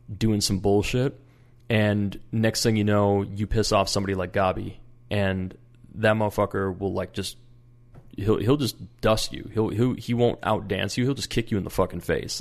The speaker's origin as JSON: {"language": "English", "region": "Minnesota", "country": "United States", "said": "I'm from Minnesota"}